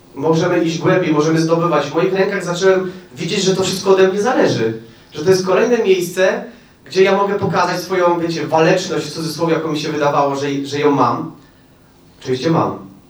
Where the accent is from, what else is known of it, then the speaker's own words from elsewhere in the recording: Bielsko-Biała, Silesian Voivodeship, Poland; also born or lived in Oświęcim; now in Świnna, Poland; Urodziłem się w Oświęcimiu. Wychowałem się w Bielsku, a mieszkam za Żywcem.